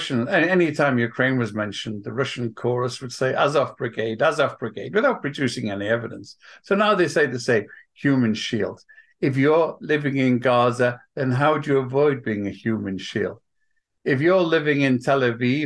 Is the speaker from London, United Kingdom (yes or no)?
no; Welsh, Wales, United Kingdom; now in New York, United States; I'm Welsh